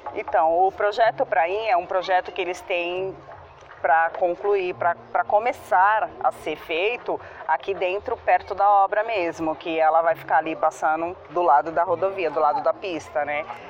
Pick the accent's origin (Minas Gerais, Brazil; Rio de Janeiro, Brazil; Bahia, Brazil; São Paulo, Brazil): São Paulo, Brazil; Santos; eu nasci em Santos, moro em Santos, me criei em Santos